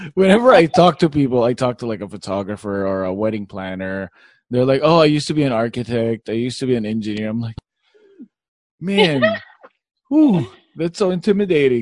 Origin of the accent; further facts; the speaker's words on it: Philippines; I'm Filipino.